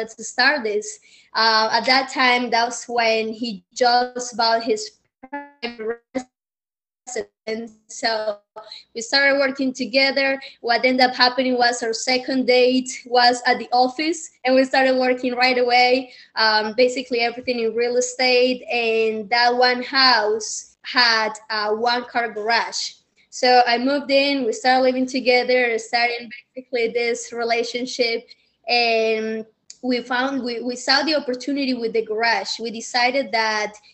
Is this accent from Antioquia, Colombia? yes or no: yes; Medellín, Antioquia, Colombia; English is a second language; moved away as an adult; now in United States; I'm from Medellin, very humble beginnings, and I was seeking the American dream. So came here with nothing, didn't know English